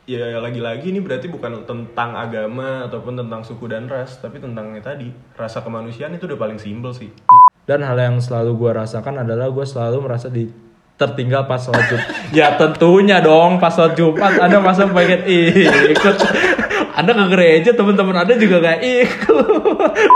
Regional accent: Cilegon, Banten, Indonesia; gue ini gue asli Cilegon.

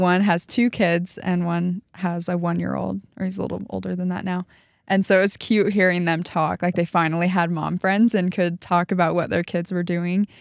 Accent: St. Louis, Missouri, United States; moved away; I grew up in Missouri

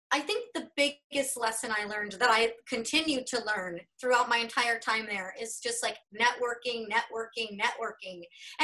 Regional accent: Denver, Colorado, United States; moved away as an adult; also born or lived in Los Angeles; now in Central Texas, United States; I spent, you know, my whole young life growing up in Denver.

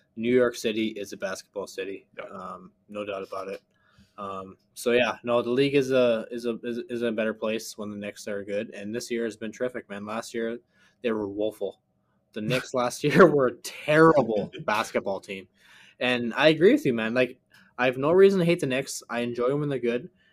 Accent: Canada; as a Canadian

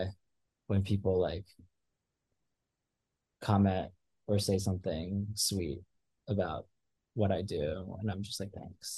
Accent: Malaysia; I'm Malaysian, and that's like my spot.

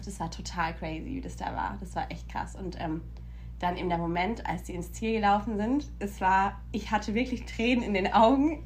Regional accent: Germany; now in United States; bei uns in Deutschland

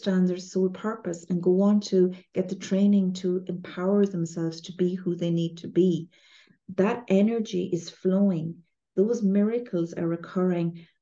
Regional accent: Ireland; I'm Irish

